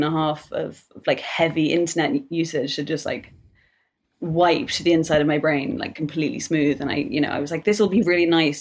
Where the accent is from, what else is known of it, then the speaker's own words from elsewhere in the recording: United Kingdom; I'm British